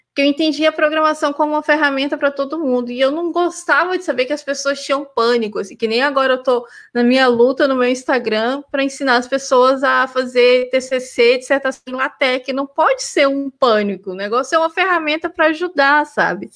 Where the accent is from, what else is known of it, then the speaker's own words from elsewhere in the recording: Anápolis, Goiás, Brazil; moved away; also born or lived in Porto Alegre, Rio Grande do Sul / Canada; eu sou goiana de nascimento. Eu nasci em Anápolis, Goiás, pertinho ali de Goiânia, Brasília